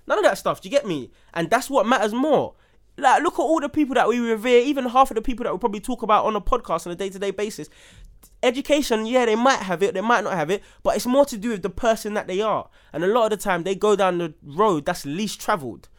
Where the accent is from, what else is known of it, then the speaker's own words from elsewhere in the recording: London, United Kingdom; a young black man growing up in Southeast London